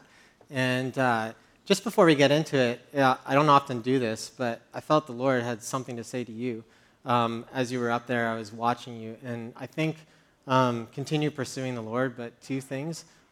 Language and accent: English; Medicine Hat, Alberta, Canada; moved away as an adult; now in Montreal, Canada; I grew up in Medicine Hat of 50,000.